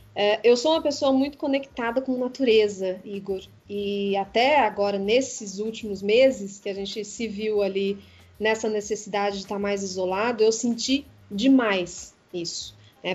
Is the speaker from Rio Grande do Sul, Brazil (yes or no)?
no; Poços de Caldas, Minas Gerais, Brazil; now in São Paulo, Brazil; A Poços de Caldas, que é a cidade onde eu nasci, é uma cidade montanhosa